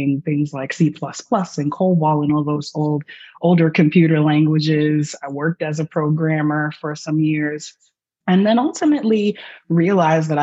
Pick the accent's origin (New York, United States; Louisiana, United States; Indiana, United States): New York, United States; New York City; also born or lived in Tallahassee; I'm from Harlem